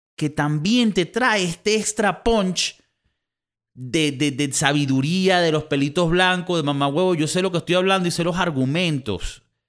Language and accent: Spanish; Venezuela; also born or lived in South Florida, United States; now in Spain; aunque yo en papeles soy español, yo soy un venezolano más inmigrante y he sido inmigrante toda mi vida